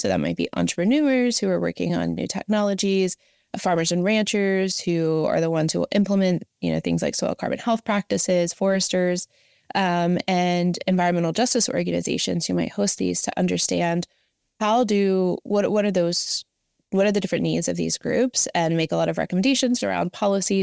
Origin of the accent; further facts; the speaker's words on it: Southern West Virginia, United States; moved away as an adult; also born or lived in Washington, D.C.; I grew up in Southern West Virginia